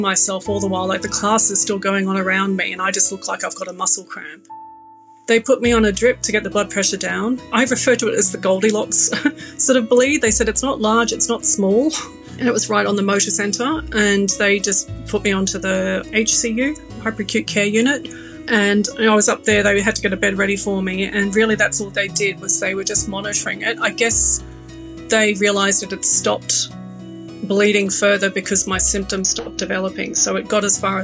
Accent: Australia; moved away as an adult; now in London, United Kingdom; as you can tell, I'm Australian

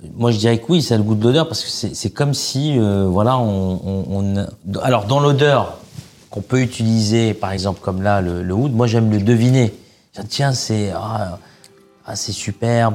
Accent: Oran, Oran Province, Algeria; now in France; j'ai grandi en Algérie. Je suis arrivé en France en 94.

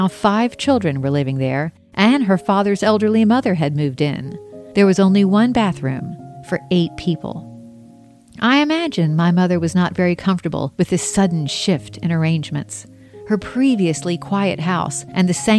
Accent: Mount Pleasant, South Carolina, United States; also born or lived in Charleston, South Carolina; I was raised across the harbor in Mount Pleasant

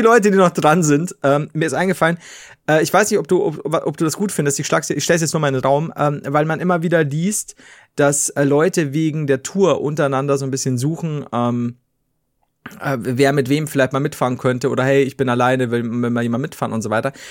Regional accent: Bavaria, Germany; bei uns in Bayern

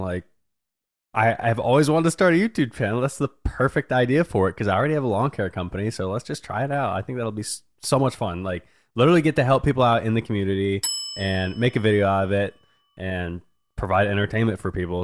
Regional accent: Wichita, Kansas, United States; born and raised in Wichita

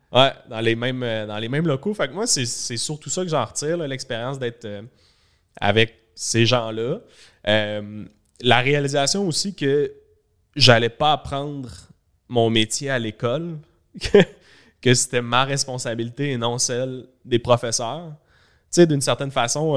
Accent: Laval, Quebec, Canada; j'allais à l'école à Laval, je venais de Laval.

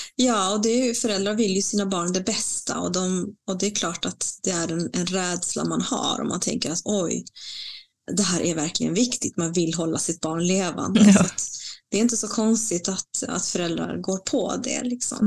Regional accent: Bolivia; also born or lived in Latin America; now in Sweden; mitt hemland Bolivia

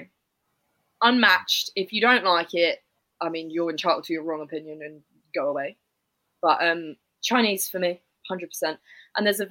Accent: United Kingdom; I'm British

